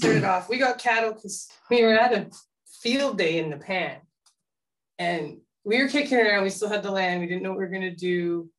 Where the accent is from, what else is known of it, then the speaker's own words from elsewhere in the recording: Ottawa, Ontario, Canada; moved away as an adult; also born or lived in Wolfville, Nova Scotia; now in Cumberland County, Canada; We're from Ottawa